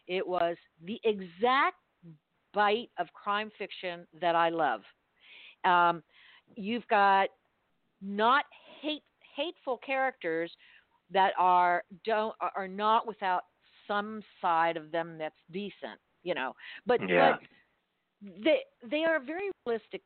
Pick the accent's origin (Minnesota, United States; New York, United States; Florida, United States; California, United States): Florida, United States; Miami; grew up in Miami where drugs, you know, the cocaine cowboys were king